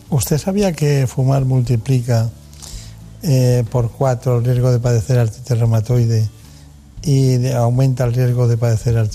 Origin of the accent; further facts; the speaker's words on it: Córdoba, Andalusia, Spain; also born or lived in Málaga; Soy de Córdoba.